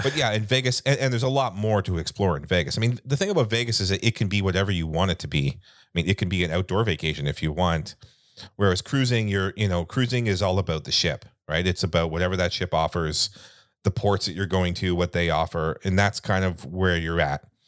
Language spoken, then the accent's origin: English; Canada; we're Canadian